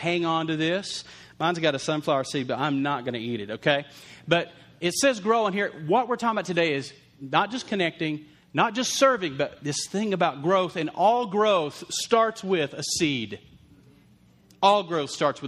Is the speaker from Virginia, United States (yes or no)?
no; Lubbock, Texas, United States; we grew up in Lubbock, Texas